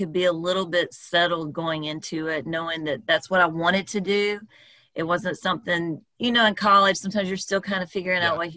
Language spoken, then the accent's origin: English; South Carolina, United States; now in Atlanta, United States; I'm from South Carolina